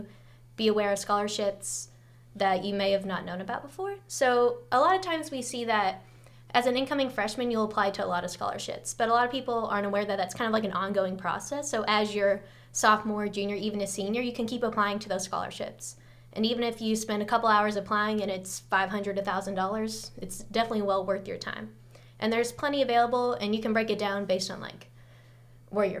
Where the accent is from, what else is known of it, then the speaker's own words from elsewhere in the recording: Louisville, Kentucky, United States; I'm a junior here at UK studying math and economics, and I'm from Louisville, Kentucky.